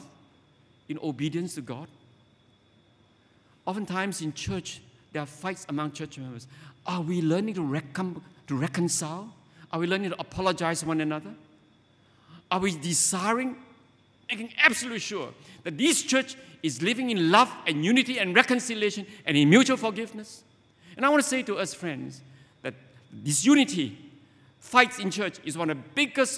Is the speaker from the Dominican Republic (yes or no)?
no; Penang, Malaysia; I grew up in Penang